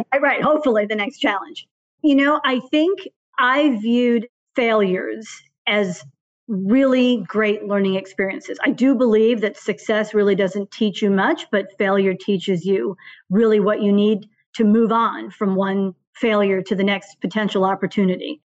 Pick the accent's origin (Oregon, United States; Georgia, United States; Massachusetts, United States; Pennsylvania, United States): Massachusetts, United States; suburbs outside of Boston; also born or lived in Bermuda; born and raised in the suburbs outside of Boston